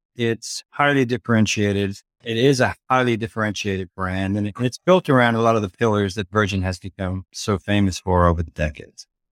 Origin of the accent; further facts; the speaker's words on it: Dublin, Leinster, Ireland; moved away as an adult; also born or lived in London, England; I grew up in Dublin, Ireland